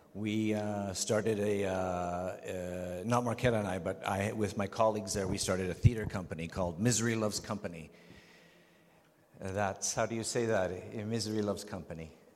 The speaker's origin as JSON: {"language": "English", "town": "Vancouver", "region": "British Columbia", "country": "Canada", "tie": "born or raised there", "also_born_or_lived": "Prague, Czech Republic"}